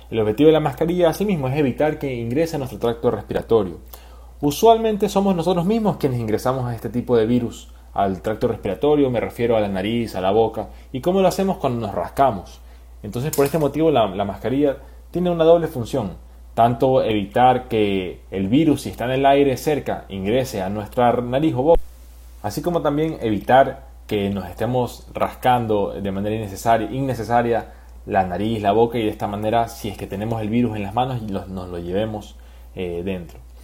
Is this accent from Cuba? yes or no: no; Ecuador; como ciudadanos ecuatorianos